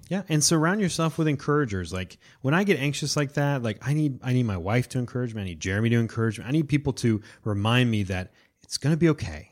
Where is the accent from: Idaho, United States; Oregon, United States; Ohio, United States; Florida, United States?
Florida, United States; I'm from Florida